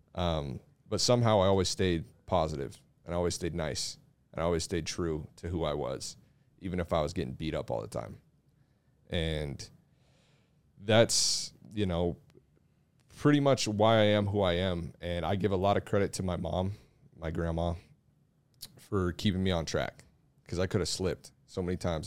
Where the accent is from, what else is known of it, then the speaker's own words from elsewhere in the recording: Mill Creek, United States; I'm from here